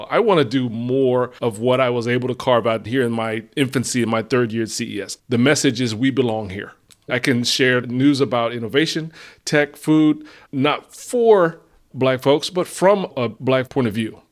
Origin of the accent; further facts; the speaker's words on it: New Jersey, United States; we're both from Jersey.